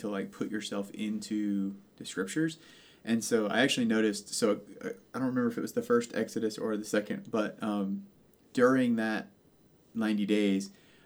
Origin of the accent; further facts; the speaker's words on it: Savannah, Georgia, United States; I'm from Savannah and by the coast